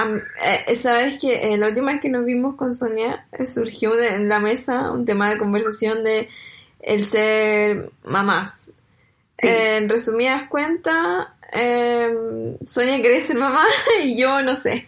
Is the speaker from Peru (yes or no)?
no; Chile; moved away as an adult; now in Germany; cuando estoy en Chile o toda mi infancia en Chile